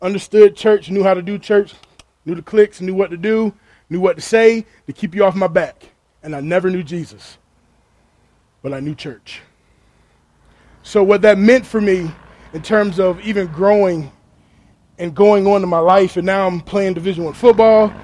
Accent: Chesapeake, Virginia, United States; I grew up in Chesapeake, Virginia, so I'm from Virginia. So 757, born and raised

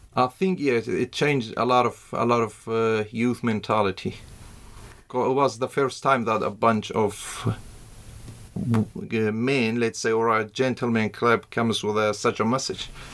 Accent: Iraq; also born or lived in Iran / Shaqlawa, Iraq / Saladin, Iraq / Ankara, Turkey; I was born in uh, Iran in uh, 85. I'm originally from Iraq, but before I was born, my, my family was uh, they were refugees in Iran, and we came back in '91

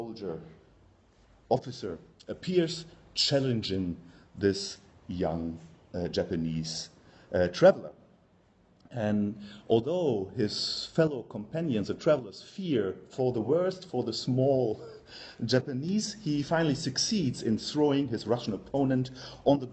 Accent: Germany; accent: German; English is a second language; now in Belgium; as you can hear from my accent, I'm German by birth.

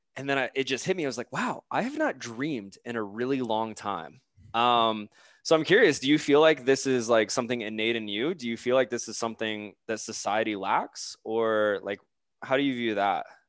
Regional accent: Florida, United States; moved away as an adult; also born or lived in Charleston, South Carolina / Denver; I'm actually from Florida

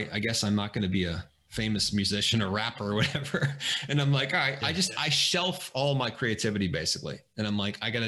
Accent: Springfield, Illinois, United States; I grew up in Springfield, Illinois.

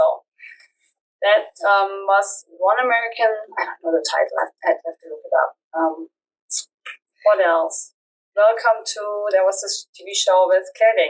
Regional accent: Germany; I'm from Germany.

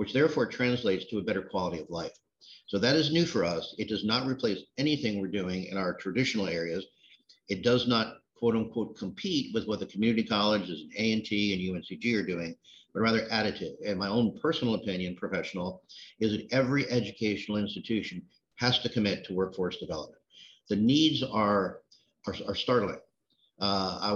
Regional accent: outside New York City, United States; moved away as an adult; also born or lived in Washington, D.C. area; now in Greensboro, United States; I grew up outside New York City

